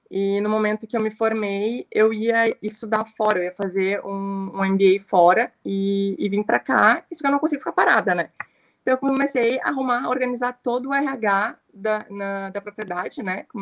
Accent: Camaquã, Rio Grande do Sul, Brazil; quando eu, eu, saí de Camacuã para estudar, fui fazer administração.

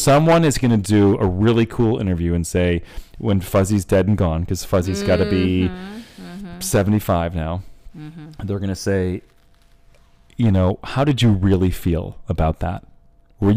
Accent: Central New York, United States; I played 1 year at Syracuse because I grew up in Central New York

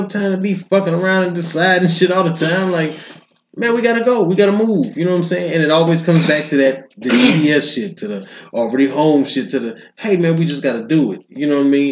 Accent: Detroit, Michigan, United States; I'm from Detroit, and I know niggas that have never left Detroit.

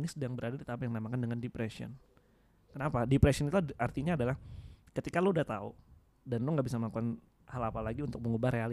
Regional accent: Java, Indonesia; gue sebagai orang Jawa keinget satu kata-kata sih dalam bahasa Jawa Gusti Allah boten sare

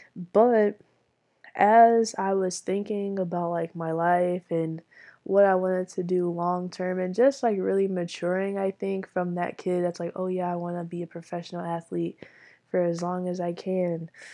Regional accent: Michigan, United States; I am from Michigan

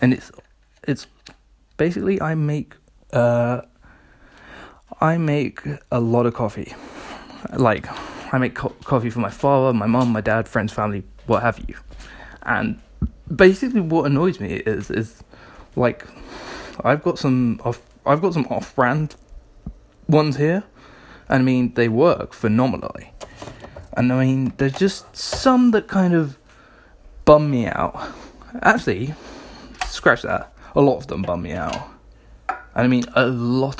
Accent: United Kingdom; we're British

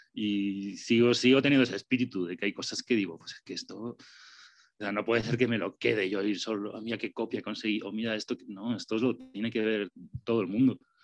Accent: Spain; now in Mexico City, Mexico; yo soy español, soy gachupín

